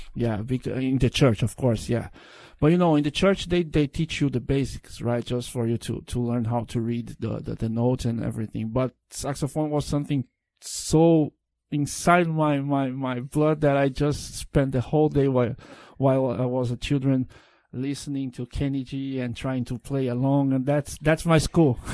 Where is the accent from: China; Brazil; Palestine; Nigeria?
Brazil; English is a second language; also born or lived in São Paulo; in Brazil we go to the school